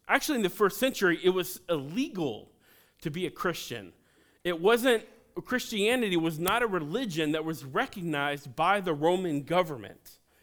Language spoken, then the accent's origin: English; Cincinnati, Ohio, United States; I'm from Cincinnati